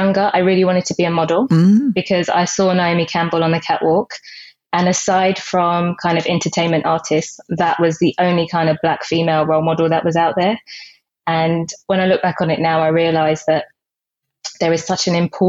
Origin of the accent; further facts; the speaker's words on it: United Kingdom; also born or lived in Jamaica; I came to the UK when I was 3